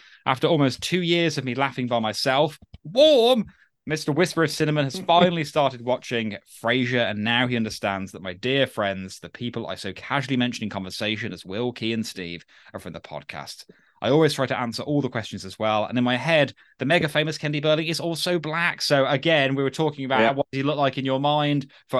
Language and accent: English; Puerto Rico; English is a second language; I am from Puerto Rico, a tiny Spanglish-speaking Caribbean island. There's a US Commonwealth territory.